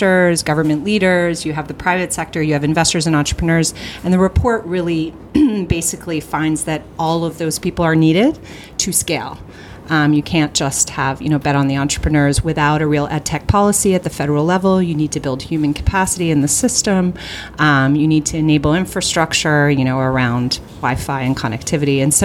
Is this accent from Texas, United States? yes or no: no; New York, United States; I'm from New York